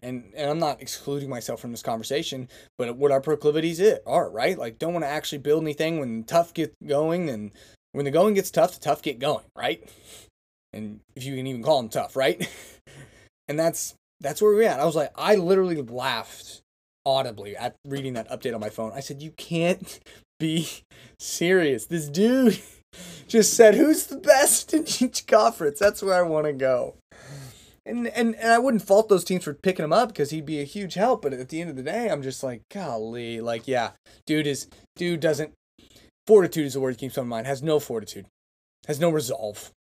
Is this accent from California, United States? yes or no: no; hometown near Pioneer, Kremlin, Chisholm and Drummond, Oklahoma, United States; there's several small towns and small schools that surround my hometown that are maybe ten or fifteen minutes outside of town, and so it's like, they, there was, you know, we associ-, I knew kids from Pioneer and Kremlin and Chisholm and uh, Drummond